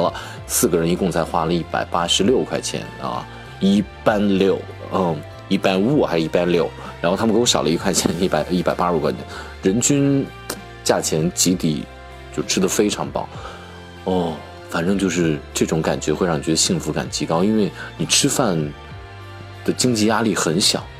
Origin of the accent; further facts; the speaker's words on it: Shaanxi, China; moved away; also born or lived in Chengdu; 我们陕西人